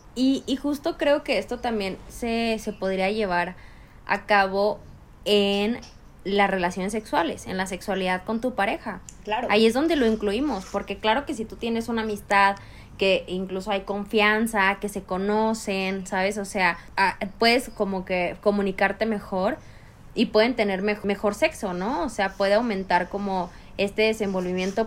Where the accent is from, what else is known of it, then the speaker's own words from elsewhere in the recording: Chihuahua, Mexico; now in Mexico City, Mexico; Chihuahua es súper difícil que alguien te haga un cumplido